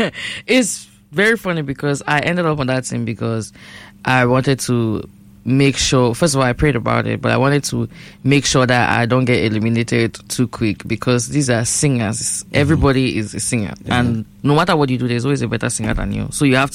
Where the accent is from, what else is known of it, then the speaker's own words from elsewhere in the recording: Northwest Region, Cameroon; I'm from Babanki and Bacham. So those are the dialects that they speak.